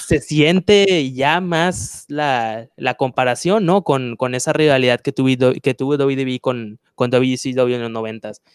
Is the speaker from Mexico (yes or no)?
yes; Mexico; lo que somos, eh, de me, como mexicanos